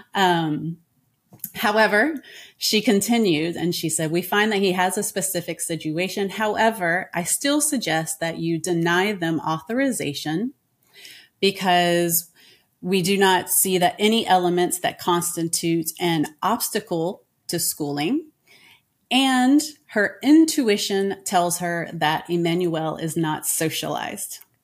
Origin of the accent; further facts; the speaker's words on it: United States; moved away as an adult; now in France; I am an American